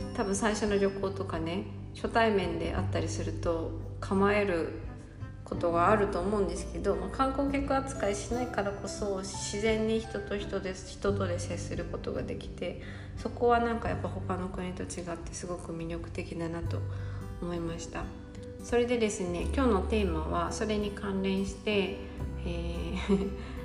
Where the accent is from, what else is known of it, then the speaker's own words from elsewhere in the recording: Gifu, Japan; 私の出身地の岐阜県は